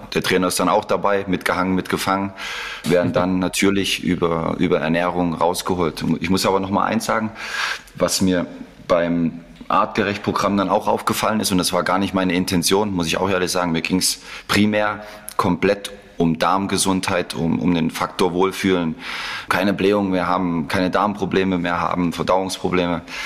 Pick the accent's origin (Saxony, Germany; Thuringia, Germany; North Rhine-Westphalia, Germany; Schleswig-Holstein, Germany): Saxony, Germany; Leipzig; moved away as an adult; also born or lived in Mainz / Salzburg / Mönchengladbach / Dortmund; Das ist meine Heimat. Ich bin äh, in Leipzig geboren, habe 19, 20 Jahre dort äh, gelebt, bin aufgewachsen